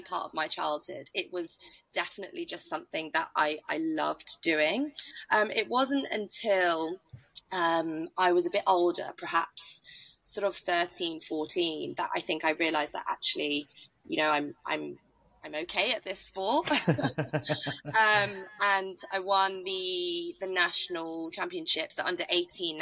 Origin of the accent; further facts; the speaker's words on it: Norfolk, East of England, United Kingdom; I'm from Norfolk